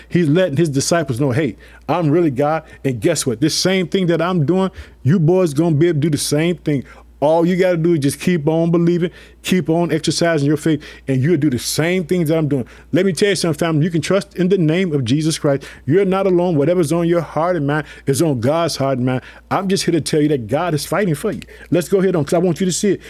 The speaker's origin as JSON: {"language": "English", "region": "Illinois", "country": "United States"}